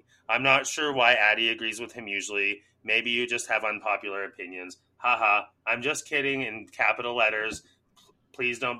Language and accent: English; Canada; I'm Canadian